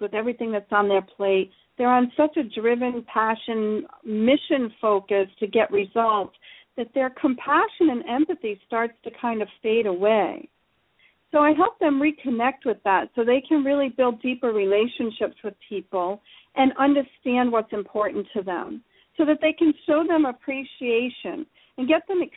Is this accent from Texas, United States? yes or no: no; Rhode Island, United States; I come from Rhode Island on the east coast of the United States, one of the loud Italians and the crazy Irish people live. And I kind of grew up in an unfiltered environment